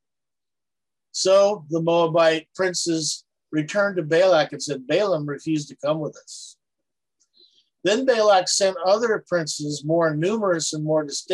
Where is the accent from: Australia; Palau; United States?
Palau; where I grew up out in Palau